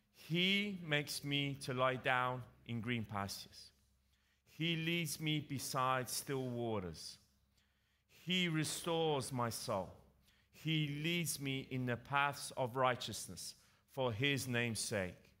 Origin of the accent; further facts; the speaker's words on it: England, United Kingdom; accent: English; moved away; with my English accent, I grew up in England